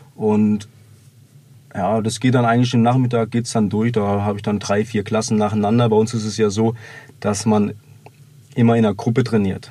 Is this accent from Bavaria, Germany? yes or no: yes; Bavaria, Germany; also born or lived in Meerbusch, North Rhine-Westphalia; mit zehn Jahren bin ich dann hier nach, sind wir nach Bayern gezogen